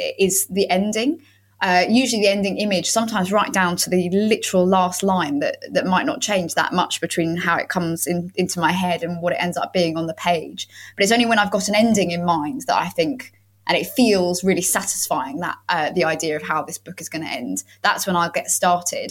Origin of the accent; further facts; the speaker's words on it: London, United Kingdom; moved away as an adult; now in Ramsgate, United Kingdom; I grew up in East London